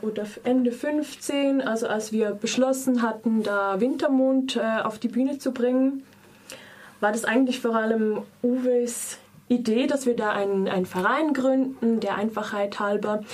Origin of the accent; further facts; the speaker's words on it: Lucerne, Switzerland; ich komme auch aus Luzern